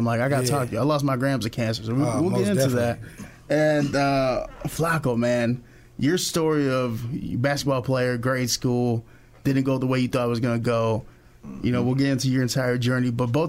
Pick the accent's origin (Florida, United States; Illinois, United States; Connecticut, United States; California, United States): Illinois, United States; Chicago; now in Peoria, United States; So I'm originally from Chicago.